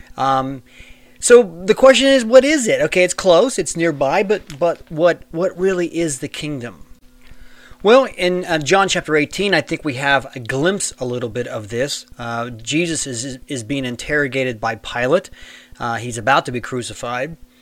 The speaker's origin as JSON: {"language": "English", "country": "United States", "tie": "born or raised there", "said": "Now, I live in the United States and I was born in the United States, so that's make me a citizen of the United States of America"}